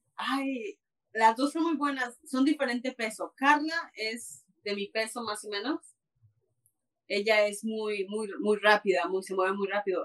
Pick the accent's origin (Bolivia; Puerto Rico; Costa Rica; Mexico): Mexico; now in Canada; soy mexicana, vivo en Canadá, pero de corazón colorado